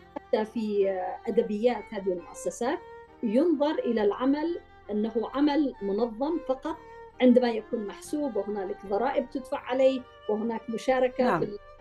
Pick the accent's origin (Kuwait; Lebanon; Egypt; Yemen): Yemen; نحن كمجتمع يمني